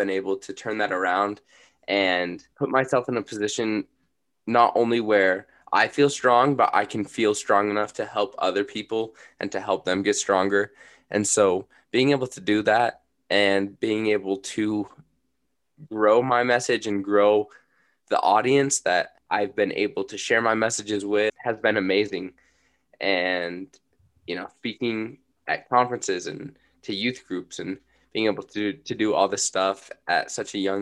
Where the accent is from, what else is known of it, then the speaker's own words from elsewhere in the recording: Bountiful, Utah, United States; I was raised in Bountiful, Utah